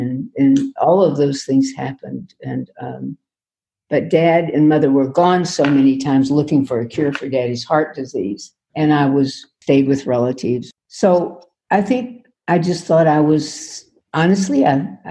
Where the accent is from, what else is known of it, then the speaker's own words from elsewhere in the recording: Far West Texas, United States; I grew up in Far West Texas and the New Mexico line